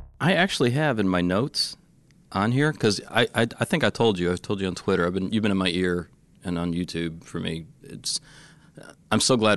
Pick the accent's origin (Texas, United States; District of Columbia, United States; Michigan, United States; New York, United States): Michigan, United States; Detroit; I grew up in Detroit, poor.